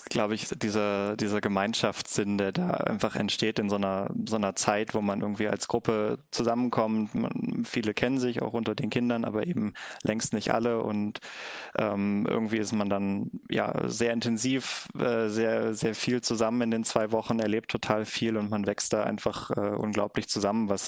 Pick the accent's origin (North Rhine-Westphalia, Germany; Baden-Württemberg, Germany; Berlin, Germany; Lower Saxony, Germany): Lower Saxony, Germany; Clausthal; bin aber seit ja, 15 Jahren ungefähr in meiner Heimat in Klausthal ehrenamtlich aktiv